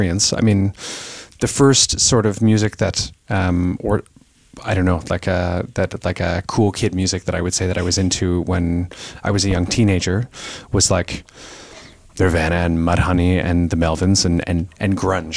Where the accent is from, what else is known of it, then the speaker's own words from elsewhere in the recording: Kitchener, Ontario, Canada; also born or lived in Eastern Townships, Quebec; I was born in Kitchener, Ontario, and when after this period in the eastern townships in Quebec, we moved back when I was about 13, I guess, to Kitchener